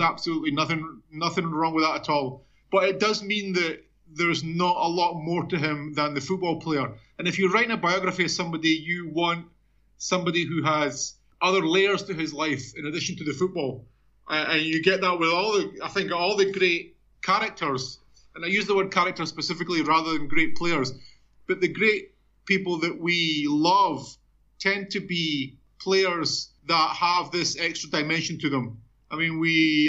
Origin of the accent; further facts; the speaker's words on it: Edinburgh, Scotland, United Kingdom; moved away as an adult; also born or lived in Mexico; now in Brazil; I'm a Scotsman. Obviously, I was born in Edinburgh.